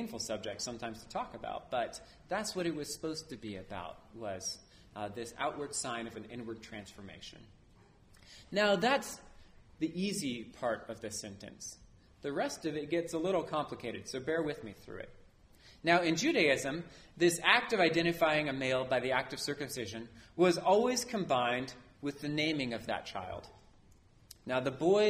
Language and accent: English; New Orleans, Louisiana, United States; I was born in New Orleans